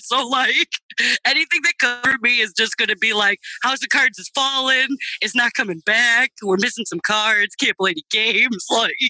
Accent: Michigan, United States; you know, I'm from Michigan.

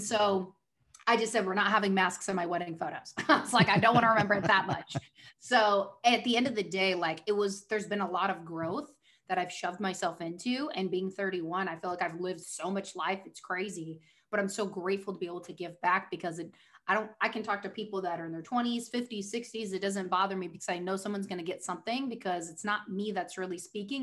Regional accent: Oregon, United States; moved away as an adult; also born or lived in Newport Beach, California; now in Southern California, United States; I was born in Newport Beach, moved up to Oregon, basically lived there my whole life

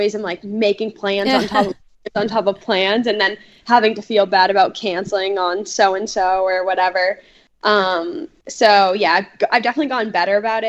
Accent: Peabody, Massachusetts, United States; I grew up in Peabody, Mass

